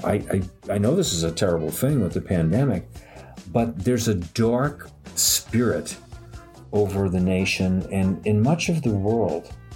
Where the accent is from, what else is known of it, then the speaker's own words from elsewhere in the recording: New York City, New York, United States; now in upstate New York, United States; I grew up in New York City and I live in upstate New York